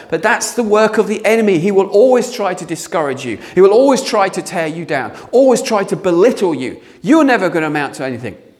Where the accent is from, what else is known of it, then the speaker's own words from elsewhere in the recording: England, United Kingdom; we're very English, aren't we? We're very British